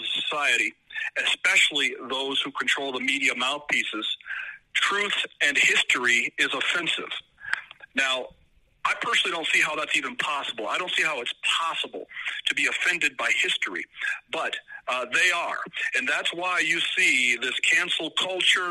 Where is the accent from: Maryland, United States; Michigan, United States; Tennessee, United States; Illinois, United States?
Illinois, United States; also born or lived in California; now in Colorado, United States; I was born in Illinois, educated in California, and now live a wonderful life with a beautiful family in Colorado.